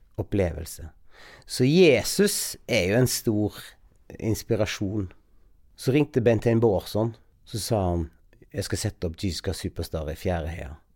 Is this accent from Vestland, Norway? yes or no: yes; Bømlo, Vestland, Norway; jeg er fra Bømlo